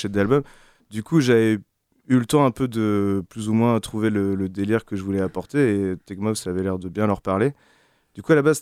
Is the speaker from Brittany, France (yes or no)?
yes; Quimperlé, Brittany, France; moi, je suis né à Quimperlé